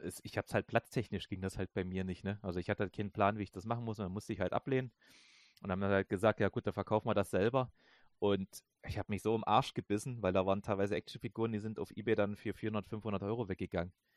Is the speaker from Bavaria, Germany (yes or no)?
no; Saxony, Germany; ich komme ja aus Sachsen